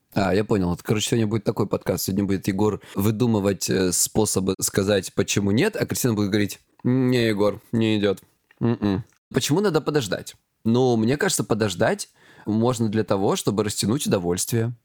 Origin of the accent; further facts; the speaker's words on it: Krasnodar Krai, Russia; я с Кубани